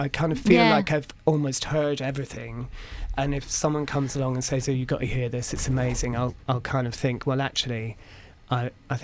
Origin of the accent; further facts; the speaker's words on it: Perth, Scotland, United Kingdom; I grew up just outside of Perth